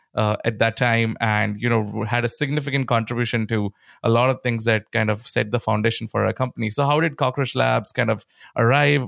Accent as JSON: {"language": "English", "country": "India", "tie": "born or raised there", "said": "growing up in India"}